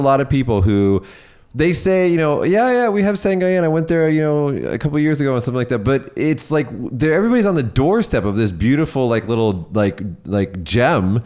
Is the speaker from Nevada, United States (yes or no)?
yes; Las Vegas, Nevada, United States; now in Japan; I'm from Las Vegas